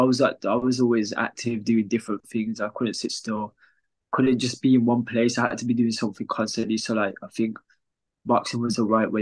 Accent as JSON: {"language": "English", "town": "Wolverhampton", "region": "West Midlands", "country": "United Kingdom", "said": "I'm from Wolverhampton"}